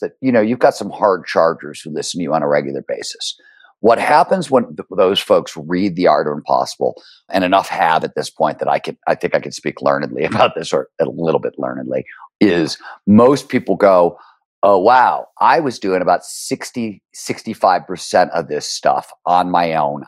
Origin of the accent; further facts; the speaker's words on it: Cleveland, Ohio, United States; When I was growing up in Cleveland, Ohio in the blue collar 70s